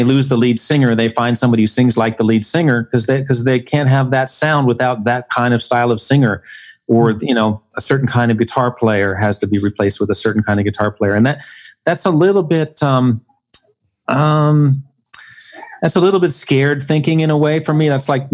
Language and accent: English; New York City, New York, United States; I'm a New York City guy. I grew up on the Upper West Side